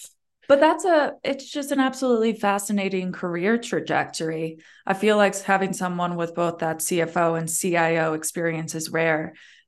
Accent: Chicago, Illinois, United States; now in Colorado, United States; I'm originally from Chicago

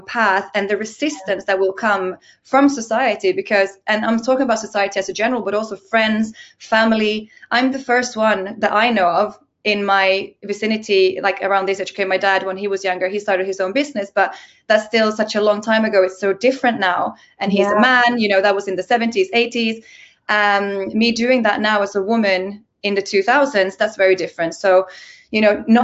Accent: Finland; I'm from Finland

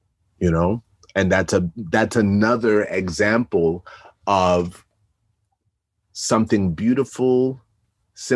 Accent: New York, United States; I grew up in New York in the 80s

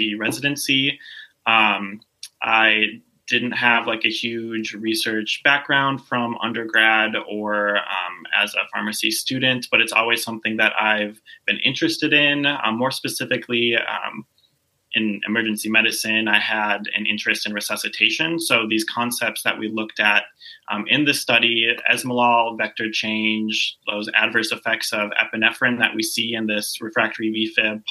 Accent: Duluth, Minnesota, United States; moved away as an adult; also born or lived in Lawrence, Kansas / Springfield, Missouri; now in Sarasota, United States; I was actually born and raised in Duluth, Minnesota

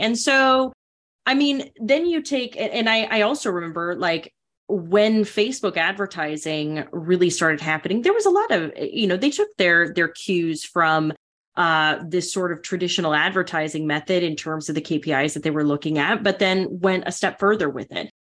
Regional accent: North Dakota, United States; growing up in North Dakota

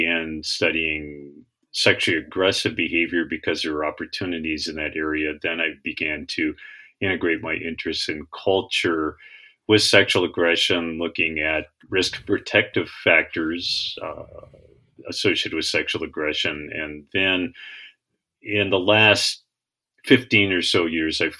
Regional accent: Seattle, Washington, United States; I grew up in Seattle, Washington

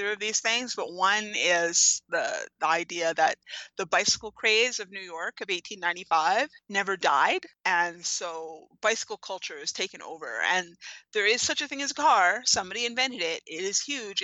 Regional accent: New Westminster, British Columbia, Canada; my hometown, New Westminster, British Columbia

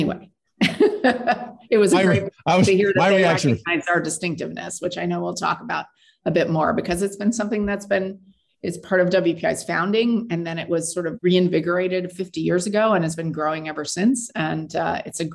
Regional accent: Tempe, Arizona, United States; moved away; I grew up in Arizona on the campus of Arizona State University

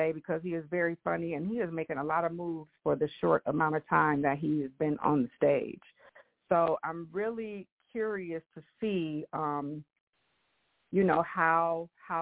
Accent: Michigan, United States; I have been born and raised in the United States here in Michigan.

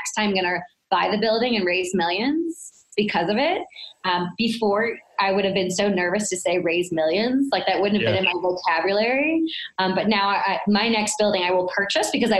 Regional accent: St. Louis, Missouri, United States; It was a very humbling experience being born and raised in St. Louis

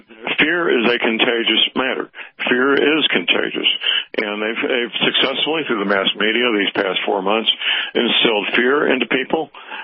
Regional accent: Missouri, United States; my home state, Missouri.

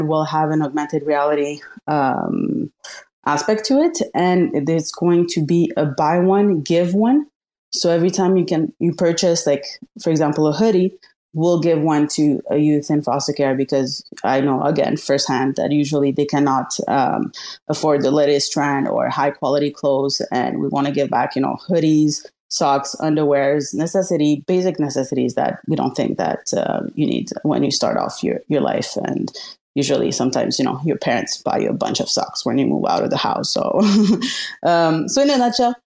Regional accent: Montreal, Quebec, Canada; my hometown, Montreal, Canada

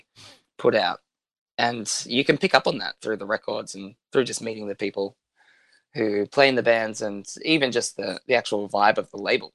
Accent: Australia; being an Australian in a punk band

